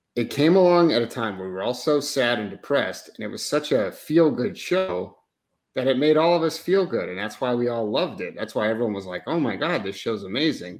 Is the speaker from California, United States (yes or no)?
no; Oregon, United States; I'm from Oregon, but because I have a New York Italian mother